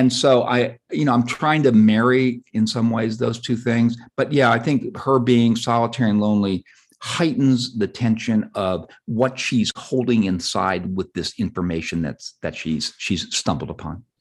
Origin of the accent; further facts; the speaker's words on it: Southern California, United States; I grew up in Southern California